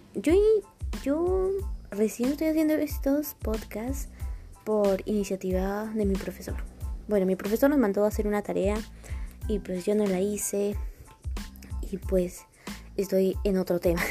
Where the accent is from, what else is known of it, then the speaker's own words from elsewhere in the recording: Peru; soy de Perú